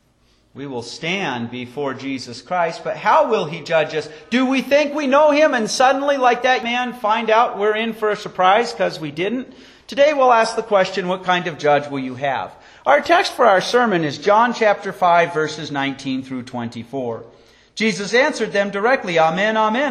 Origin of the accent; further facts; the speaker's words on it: Wyoming, United States; growing up in Wyoming